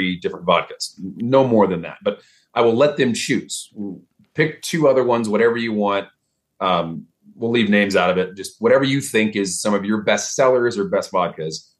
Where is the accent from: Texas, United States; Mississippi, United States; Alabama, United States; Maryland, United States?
Texas, United States; Dallas; accent: Texas; moved away; I'm from Texas, so I don't really have a strong Texas accent until I'm either talking to someone from back home